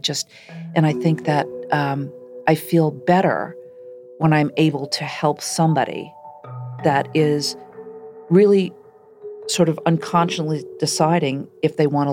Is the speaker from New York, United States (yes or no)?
no; Shaker Heights, Ohio, United States; I grew up in Shaker Heights, Ohio.